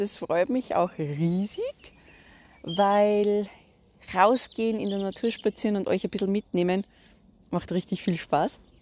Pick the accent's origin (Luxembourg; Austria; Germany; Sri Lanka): Austria; Salzburg; Ich komme ja aus Salzburg.